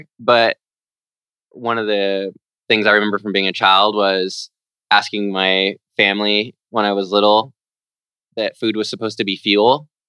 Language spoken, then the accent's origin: English; Lodi, California, United States; I'm from Lodi, California.